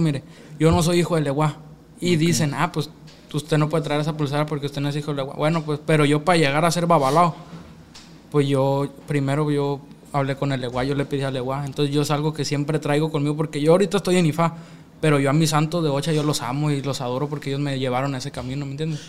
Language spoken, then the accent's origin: Spanish; Mexico; also born or lived in Mesa, Arizona, United States; now in Mexicali, Mexico; yo soy Culiacán, Mexicali